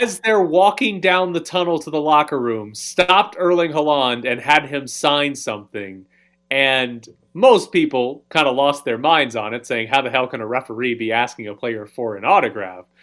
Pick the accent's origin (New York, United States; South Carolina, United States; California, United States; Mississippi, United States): Mississippi, United States; I'm from Mississippi